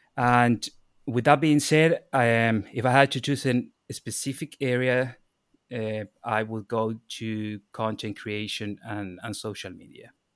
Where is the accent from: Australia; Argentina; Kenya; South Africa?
Argentina; moved away as an adult; also born or lived in Ireland; now in Dublin, Ireland; I'm from Argentina.